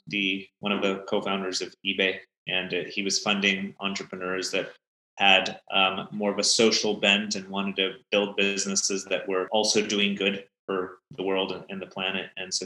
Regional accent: Belgium; also born or lived in Pakistan; I've kind of grown up around the world. I grew up originally in Belgium. My parents are Pakistani, so I've spent some time there. I went to American international schools all of my life.

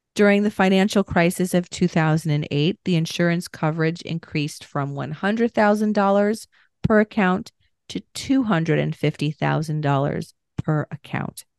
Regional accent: New York, United States; I'm a New Yorker

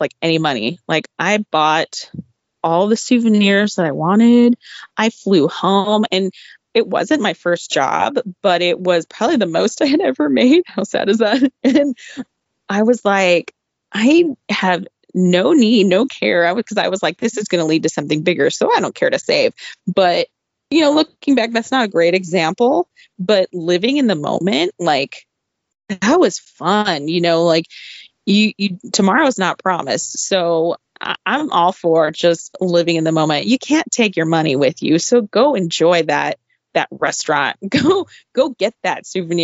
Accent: Southern California, United States; growing up in Southern California

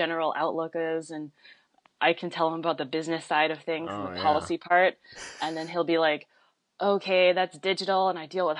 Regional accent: Superior, Colorado, United States; moved away as an adult; also born or lived in Jiangmen, China / Salt Lake City, Utah / Boulder, Colorado; now in Washington, D.C., United States; I grew up in a town called Superior, which is terrible.

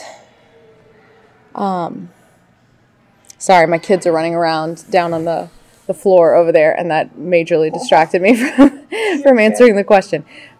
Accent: New Orleans, Louisiana, United States; I'm from New Orleans, Louisiana.

